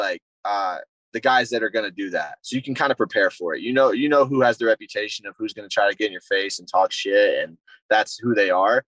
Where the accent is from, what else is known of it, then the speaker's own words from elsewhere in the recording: South Carolina, United States; moved away as an adult; also born or lived in Michigan; I'm originally from South Carolina, which wrestling's not really a hotbed in the Southeast. But I grew up wrestling.